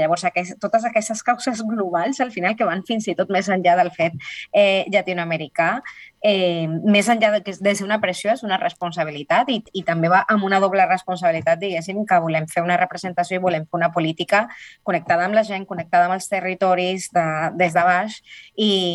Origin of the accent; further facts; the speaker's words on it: Colombia; now in Spain; soc l'única colombiana, sinó soc de les poques latinoamericanes